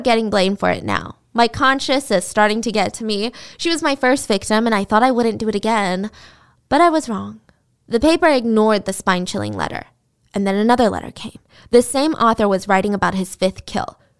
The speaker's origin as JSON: {"language": "English", "region": "the South", "country": "United States", "tie": "born or raised there", "said": "I grew up in the South"}